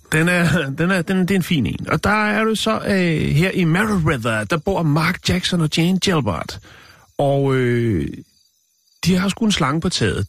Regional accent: Denmark; jeg er fra Danmark

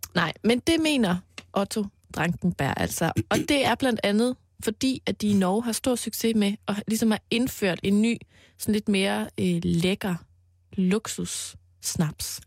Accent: Mols, Central Denmark Region, Denmark; på Mols, hvor jeg voksede op

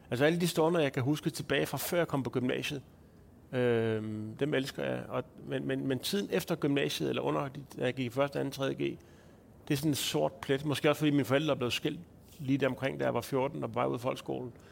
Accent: Lolland, Zealand, Denmark; moved away as an adult; helt tæt, tæt på Tyskland jo faktisk. Der er jo kun lige lidt vand imellem. Og der er du hele din ungdom? Hele barndom, eller hvad? Ja, så altså lige fra jeg blev født, mm. til jeg som 19-årig

